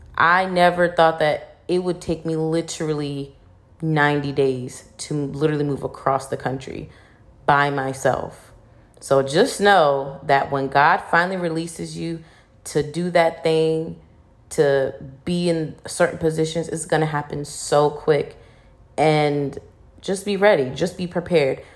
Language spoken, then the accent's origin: English; Virginia, United States; moved away as an adult; now in Houston, United States; I really wanna move out of Virginia, like, you know, I love my hometown